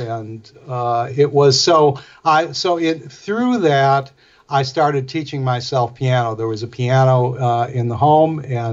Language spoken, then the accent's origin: English; Milwaukee, Wisconsin, United States; I'm from Milwaukee